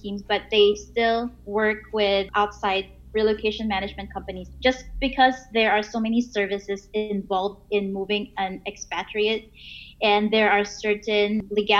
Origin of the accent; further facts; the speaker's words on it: Philippines; also born or lived in Singapore; now in Rockhampton, Australia; I'm originally from the Philippines, and right now I'm living in Rockhampton, Queensland, Australia.